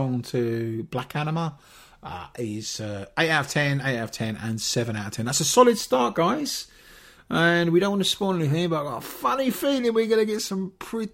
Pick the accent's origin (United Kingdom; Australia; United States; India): United Kingdom; England; we're all English